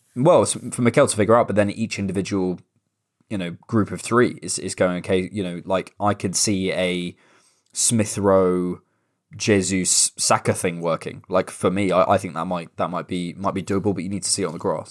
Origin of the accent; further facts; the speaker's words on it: Bournemouth, South West England, United Kingdom; now in London, United Kingdom; my hometown